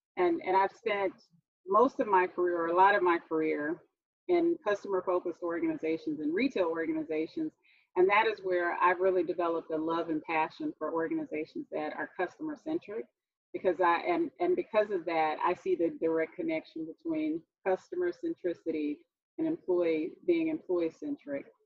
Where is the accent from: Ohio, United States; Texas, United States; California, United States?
Texas, United States; Houston; I'm from Houston, Texas. I'm in Houston right now